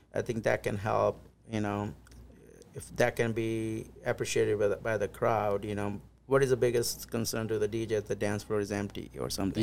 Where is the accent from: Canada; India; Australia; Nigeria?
India; now in Des Moines, United States; I'm originally from India, close to small town close to New Delhi, which is the capital